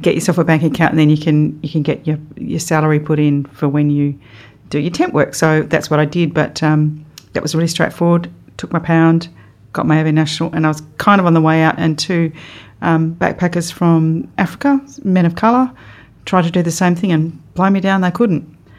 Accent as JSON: {"language": "English", "town": "Perth", "region": "Western Australia", "country": "Australia", "tie": "born or raised there", "said": "So I was born in Perth, born in St. John of God in Subiaco, not far from here, and I lived in the same house, which is still there."}